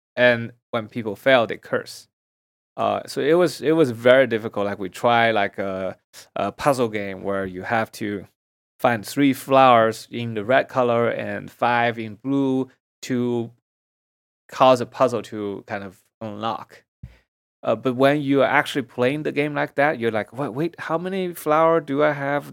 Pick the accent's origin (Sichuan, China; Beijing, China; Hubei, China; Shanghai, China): Shanghai, China; moved away as an adult; now in United States; Shanghai was mostly just cities. There's not much nature, and uh, as a city boy